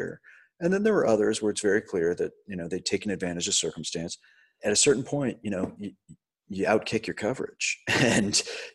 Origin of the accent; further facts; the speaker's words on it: Baltimore, Maryland, United States; also born or lived in London; I grew up in Baltimore